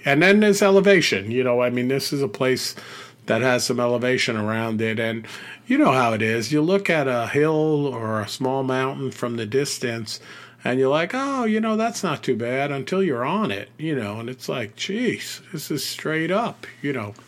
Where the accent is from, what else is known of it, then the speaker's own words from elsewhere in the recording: United States; as an American